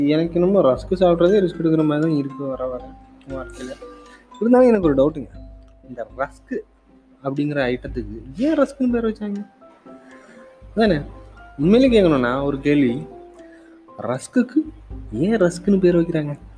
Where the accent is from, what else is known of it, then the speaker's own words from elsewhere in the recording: Kanyakumari, Tamil Nadu, India; moved away as an adult; now in Hyderabad, India; இந்தியாவின் தென்குடியான கன்னியாகுமரியிலிருந்து பிறந்தேன் வளர்ந்தேன் காலேஜ் வரைக்கும் அங்கே தாங்க படித்தேன்